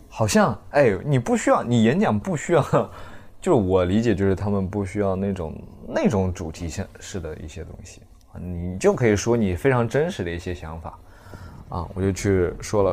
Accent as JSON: {"language": "Chinese", "region": "Zhejiang", "country": "China", "said": "并且在，在浙江，我是浙江人"}